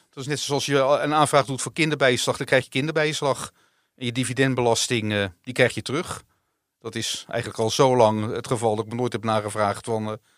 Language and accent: Dutch; Netherlands; Dus ik ben gewoon een Nederlander en ik krijg mijn dividendbelasting, die kan ik terugkrijgen.